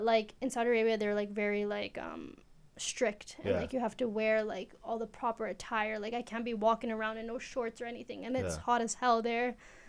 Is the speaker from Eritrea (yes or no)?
yes; Eritrea; Okay, so I am from East Africa. Where in East Africa? I'm from Eritrea.